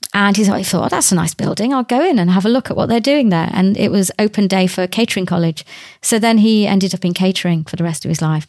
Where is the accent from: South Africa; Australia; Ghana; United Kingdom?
United Kingdom; England; also born or lived in Bangladesh; I was brought up in this country